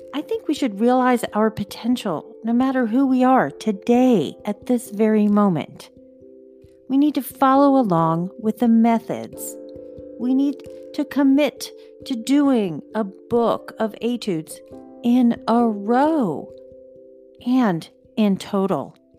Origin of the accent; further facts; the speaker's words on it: outside of Philadelphia, Pennsylvania, United States; I grew up outside of Philadelphia, and the Philadelphia Orchestra was everything to our family